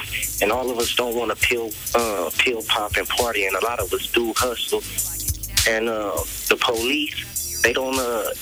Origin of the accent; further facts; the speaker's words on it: Compton, California, United States; I'm from Compton